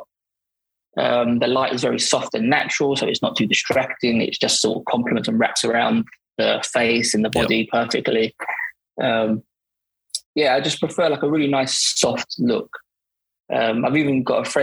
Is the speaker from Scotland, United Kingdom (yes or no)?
no; Barking, London, United Kingdom; I'm from Barking